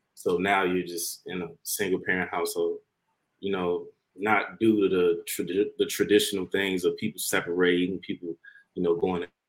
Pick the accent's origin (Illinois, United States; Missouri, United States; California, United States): Illinois, United States; Harvey; I grew up since I was like what six months I was living in Harvey my whole life